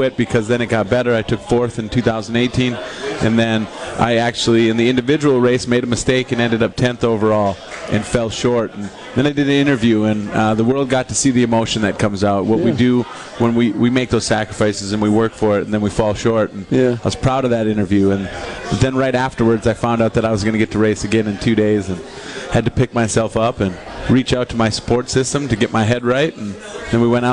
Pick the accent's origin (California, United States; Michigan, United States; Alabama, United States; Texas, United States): Michigan, United States; Upper Peninsula; Upper Peninsula, Michigan. Very small community, town of about 2,800